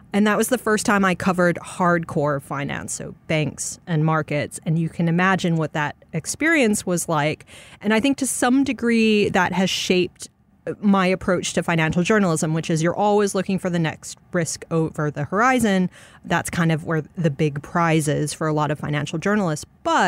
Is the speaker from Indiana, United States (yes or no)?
no; Arkansas, United States; born there; also born or lived in Chicago / Dallas / Tokyo; So I was born in Arkansas in a place that no longer exists. It was a military base. My dad was with the Air Force. And then I lived in Chicago for a bit, Dallas for a bit.